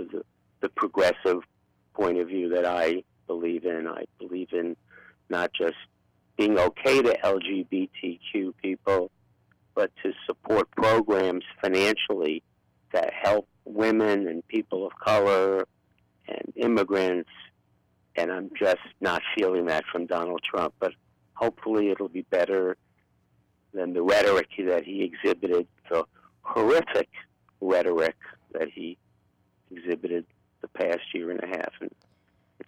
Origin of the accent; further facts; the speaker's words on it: New York City, New York, United States; accent: Brooklyn; moved away as an adult; now in San Francisco, United States; I'm an old lefty Jew from Brooklyn, in fact, from Bernie's neighborhood